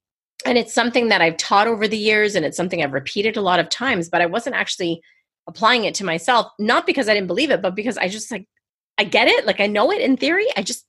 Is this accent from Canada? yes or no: yes; Canada; I'm going to say Z for the Americans, but I'm Canadian. I'm a Z girl.